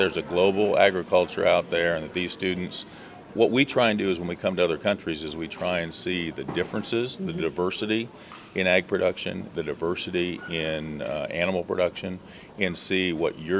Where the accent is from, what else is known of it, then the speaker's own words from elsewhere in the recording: California, United States; moved away; also born or lived in Oregon; I grew up in California and then moved to Oregon